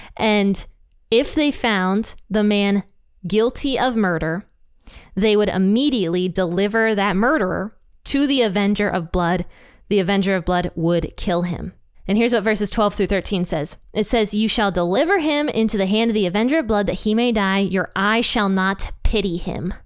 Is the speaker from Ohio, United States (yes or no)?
yes; Ohio, United States; my home state of Ohio